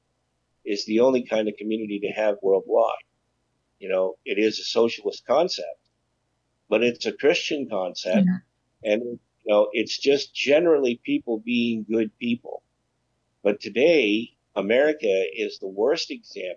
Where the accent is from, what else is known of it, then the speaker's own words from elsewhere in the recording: United States; growing up, as an American, we always had what was called the American dream.